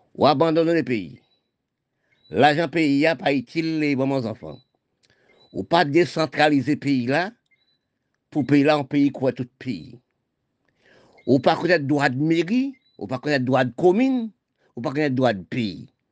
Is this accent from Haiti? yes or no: yes; Haiti; mon pays d'Haïti